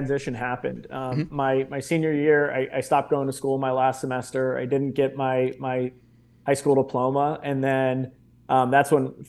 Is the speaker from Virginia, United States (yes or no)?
yes; Reston, Virginia, United States; I grew up in the town that I'm currently sitting in, which is Reston, Virginia, which is about 30 minutes outside of Washington, D.C. And my parents actually met in the Marine Corps.